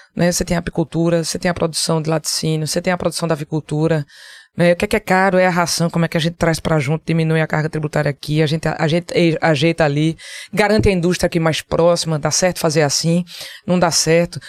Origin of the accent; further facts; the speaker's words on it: Caruaru, Pernambuco, Brazil; also born or lived in Recife; Eu saí de Caruaru com 14 anos para vir morar no Recife para fazer faculdade